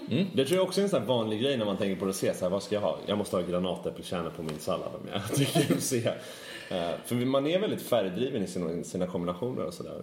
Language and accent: Swedish; Sweden; vi som svenskar